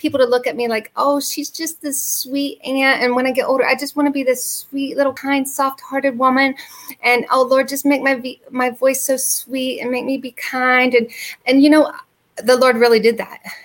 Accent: the North, United States; growing up in the North

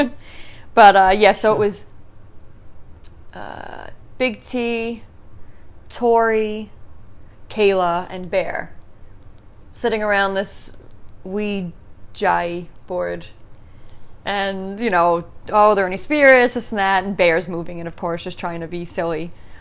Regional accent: Staten Island, New York, United States; AKA I'm from Staten Island, which we're from Staten Island.

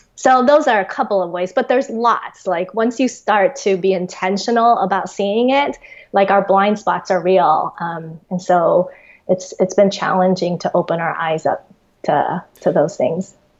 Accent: Taiwan; also born or lived in Australia; I was born and raised in Taiwan, but when I was uh, in fourth grade, we actually immigrated to Australia. Um, and then after three years of that, we came back to Taiwan

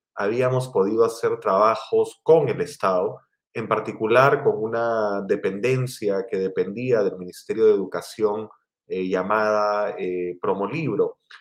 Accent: Lima, Peru; yo eh, soy limeño, nací en, Lima, en Perú

